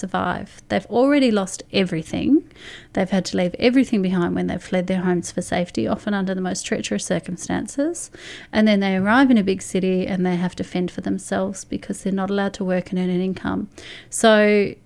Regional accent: Australia; as Australians

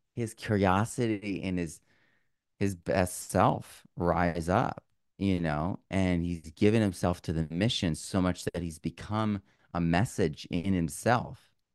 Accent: Vermont, United States; moved away; also born or lived in Sonoma County, California; I grew up in Vermont

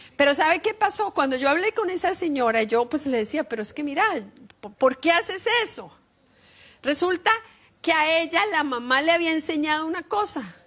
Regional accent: Costa Rica; now in Australia; yo soy de Costa Rica

